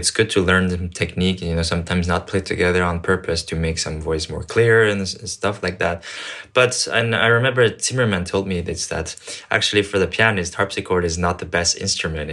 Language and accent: English; Canada; also born or lived in Paris, France / China; I was born in Paris and I grew up in Canada and I'm from China